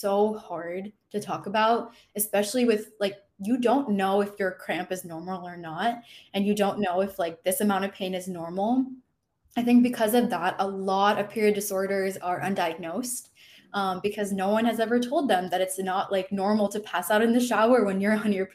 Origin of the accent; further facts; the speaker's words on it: Michigan, United States; moved away as an adult; now in Florida, United States; I'm personally not from Florida, I'm from Michigan